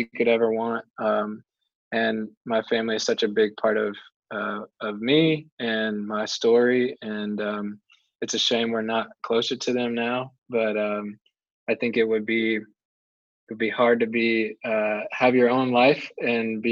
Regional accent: Marietta, Georgia, United States; moved away as an adult; also born or lived in Chapel Hill, North Carolina; now in Durham, United States; We grew up about 20 minutes northwest in a little town called Marietta

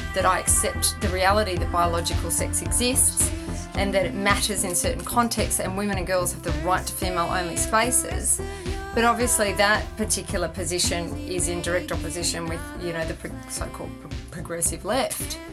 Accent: Sydney, New South Wales, Australia; I grew up in Sydney

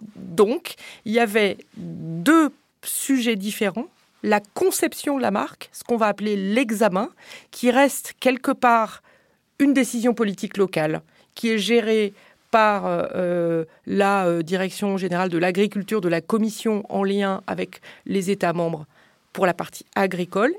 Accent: France; je suis française

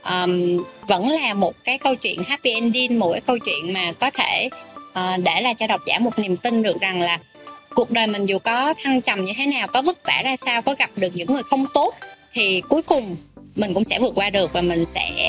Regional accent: Southern Vietnam, Vietnam; accent: southern Vietnamese; moved away as an adult; also born or lived in Japan; now in Hanoi, Vietnam; mình nói giọng miền nam rõ ràng

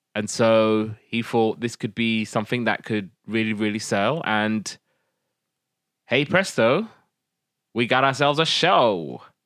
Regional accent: United Kingdom; first language Somali; English is a second language; we're British

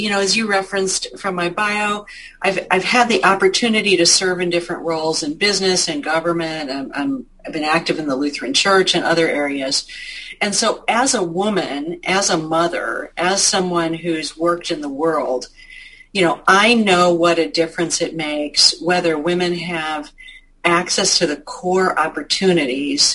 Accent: Marshall, Minnesota, United States; growing up in Marshall

